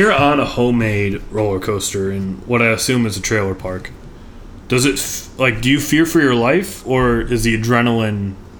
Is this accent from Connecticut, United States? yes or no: no; Illinois, United States; Southern Illinois, my home state